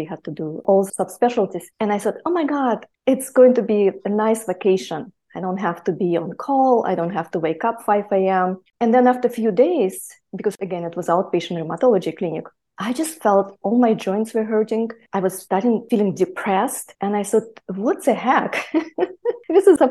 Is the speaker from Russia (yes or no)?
yes; Siberia, Russia; moved away; also born or lived in near Mongolia; I was actually born near Mongolia, and I grew up in Siberia.